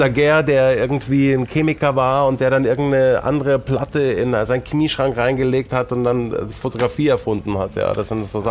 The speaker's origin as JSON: {"language": "German", "town": "Munich", "region": "Bavaria", "country": "Germany", "tie": "born or raised there", "also_born_or_lived": "Stein an der Traun / England", "said": "Ich bin in München geboren"}